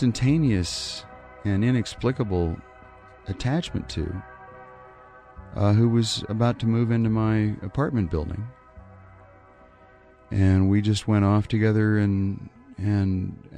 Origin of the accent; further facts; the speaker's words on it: a little town in Wyoming, United States; now in New York, United States; I'm from a little town in Wyoming, which is kind of like British Columbia